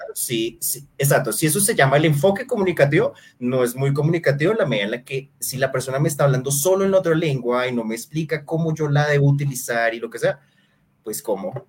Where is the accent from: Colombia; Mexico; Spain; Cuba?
Colombia; nosotros como sociedad colombiana